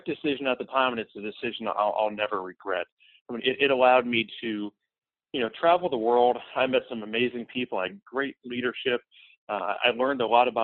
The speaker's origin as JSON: {"language": "English", "town": "Tampa", "region": "Florida", "country": "United States", "tie": "born or raised there", "said": "I grew up in Tampa, Florida"}